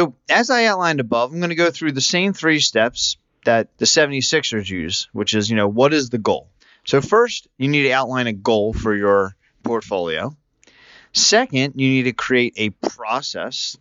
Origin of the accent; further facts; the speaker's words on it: Philadelphia, Pennsylvania, United States; As a native Philadelphian